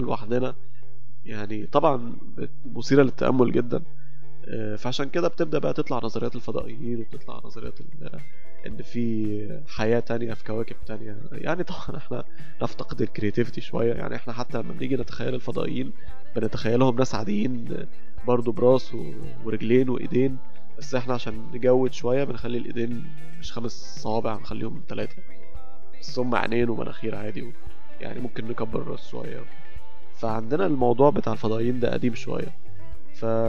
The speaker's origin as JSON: {"language": "Arabic", "country": "Egypt", "said": "احنا عندنا في مصر"}